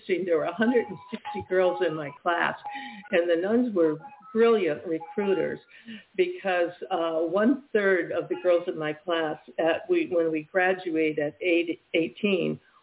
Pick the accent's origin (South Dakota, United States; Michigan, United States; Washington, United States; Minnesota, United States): Michigan, United States; moved away as an adult; also born or lived in New York City; I was from Michigan